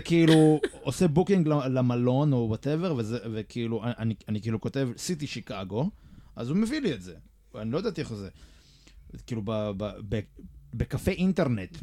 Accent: Israel

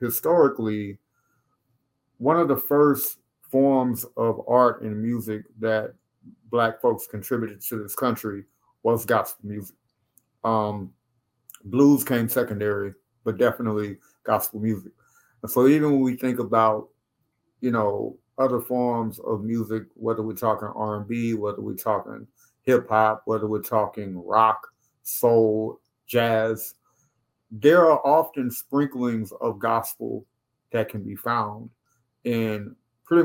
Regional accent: Baton Rouge, Louisiana, United States; now in Bowie, United States; when I tell people up here I'm from Louisiana, they're like, New Orleans? I'm like, no, Baton Rouge.

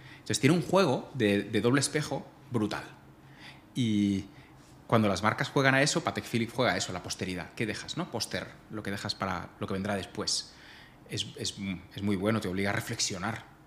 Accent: Majorca, Balearic Islands, Spain; moved away; soy mallorquín

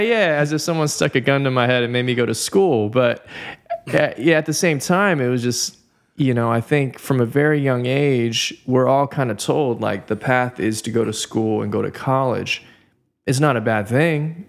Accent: Southern California, United States; born and raised in Southern California

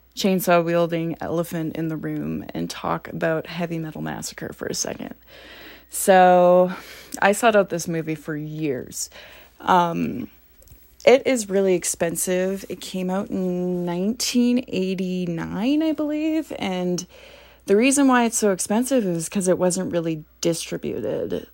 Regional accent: Grande Prairie, Alberta, Canada; I am from a small town called Grand Prairie, Alberta

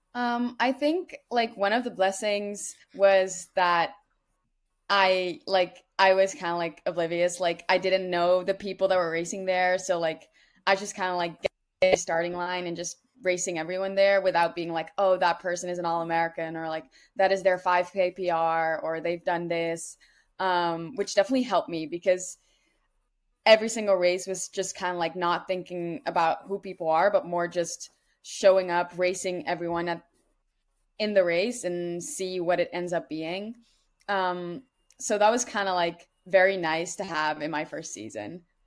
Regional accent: Netherlands; moved away as an adult; now in United States; I'm from the Netherlands

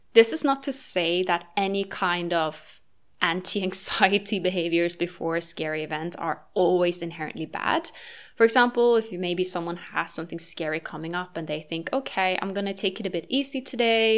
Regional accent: Norway; moved away; my home country of Norway

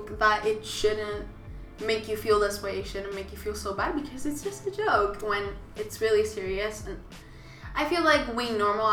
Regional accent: Puerto Rico; I'm from Puerto Rico

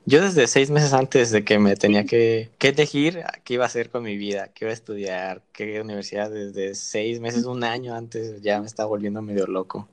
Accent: Chihuahua, Mexico; moved away as an adult; now in Mexico City, Mexico; yo soy de Chihuahua

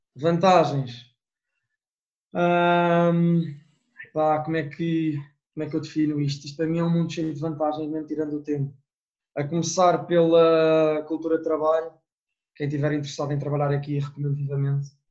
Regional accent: Portugal; moved away; eu digo que sou de Portugal

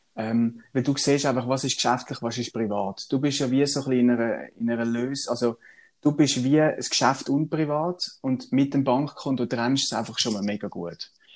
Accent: Swabia, Germany; ich bin ja ein gebürtiger Schwab

